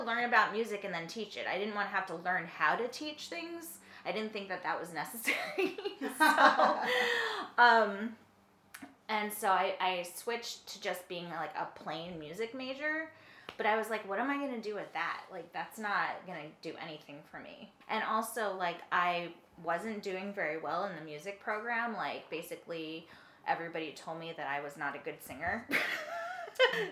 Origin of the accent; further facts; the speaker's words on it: northeastern Connecticut, United States; also born or lived in California / Florida; Eastern Connecticut, rural, like, sort of, northeastern Connecticut.